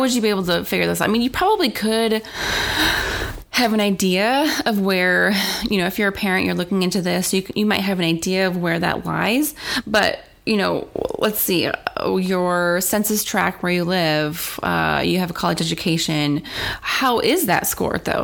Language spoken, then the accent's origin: English; South Dakota, United States; I grew up in South Dakota, so it was mainly Caucasian.